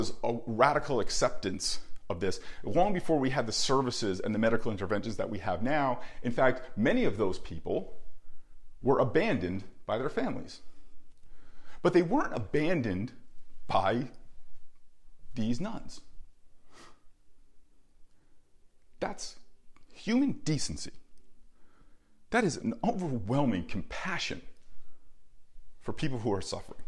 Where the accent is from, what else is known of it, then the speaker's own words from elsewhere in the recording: New Jersey, United States; I grew up in New Jersey